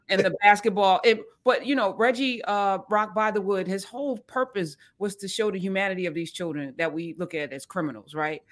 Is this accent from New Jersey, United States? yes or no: yes; New Jersey, United States; I grew up in Jersey